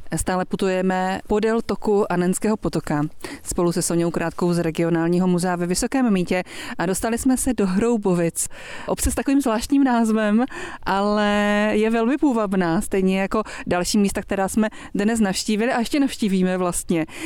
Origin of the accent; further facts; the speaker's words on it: Moravia, Czechia; u nás na Moravě například, eh, tam odkud pocházím, také Štěpánov